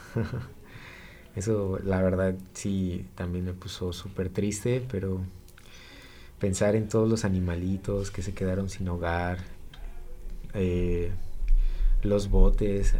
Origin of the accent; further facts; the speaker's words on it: Acapulco, Guerrero, Mexico; moved away; yo soy originario de Acapulco